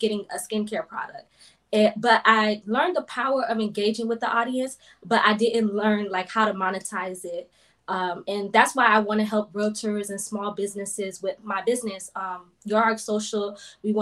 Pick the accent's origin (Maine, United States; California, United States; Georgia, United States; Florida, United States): Florida, United States; South; I'm originally from South Florida, born and raised.